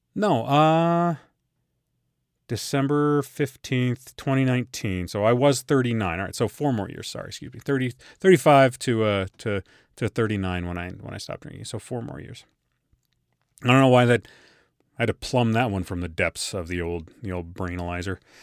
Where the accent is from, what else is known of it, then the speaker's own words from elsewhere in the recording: Colorado, United States; we're all from Colorado